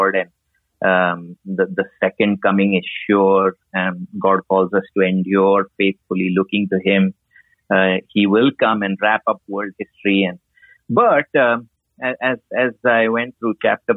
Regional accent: India

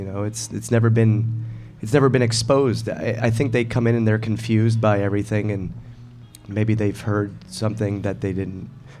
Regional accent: Ireland; I'm Irish, not, I'm, so I can't know that.

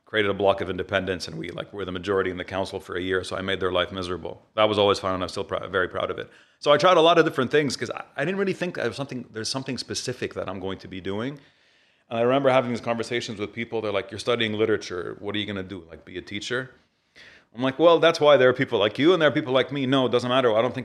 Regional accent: Riyadh, Riyadh Province, Saudi Arabia; moved away as an adult; also born or lived in Beirut; now in Dubai, United Arab Emirates; I grew up in Riyadh.

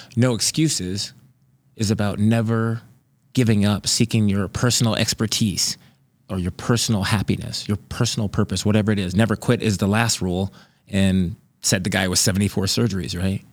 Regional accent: Grand Forks, North Dakota, United States; I'm from Grand Forks, North Dakota

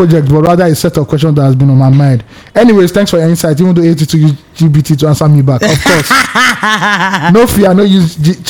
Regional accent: Ireland; I'm actually from Ireland, and I have followed you guys from the beginning of the pod.

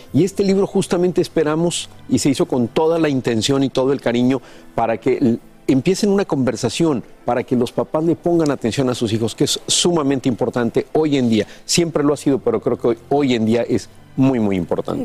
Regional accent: Mexico; nacimos y crecimos en México

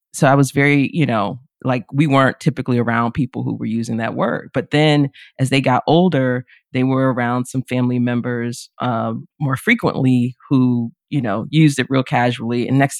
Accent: the South, United States; despite, you know, growing up in the South.

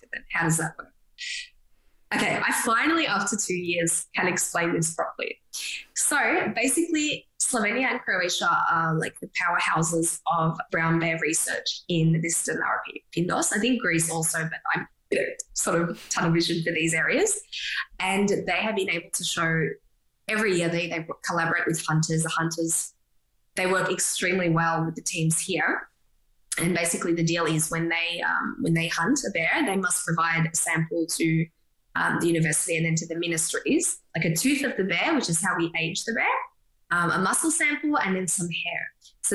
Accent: Australia; as an Aussie

